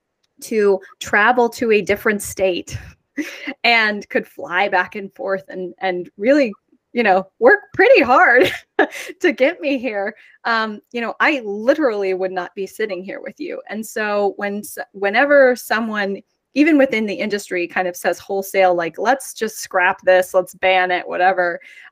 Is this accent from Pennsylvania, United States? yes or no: no; Virginia, United States; born there; I was born in Virginia, which is where the first IVF clinic in the US was approved